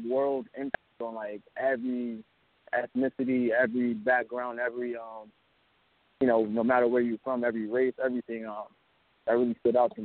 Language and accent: English; Alabama, United States; now in Brooklyn, United States; I'm actually from Alabama. I'm out here in Brooklyn now, but I was born in Alabama